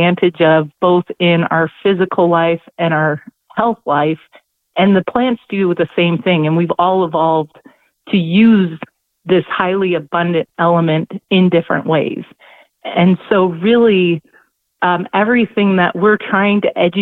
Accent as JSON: {"language": "English", "region": "Northwest Ohio", "country": "United States", "tie": "born or raised there", "said": "I am from Northwest Ohio, born and raised in the Midwest."}